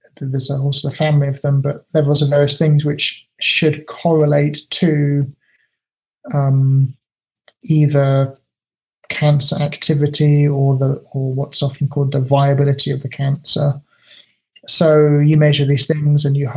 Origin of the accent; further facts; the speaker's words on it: United Kingdom; now in Japan; being British